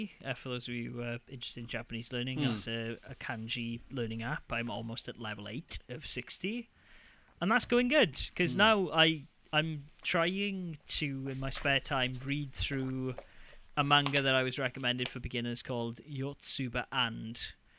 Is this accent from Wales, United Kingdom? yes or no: yes; Wales, United Kingdom; I'm Welsh.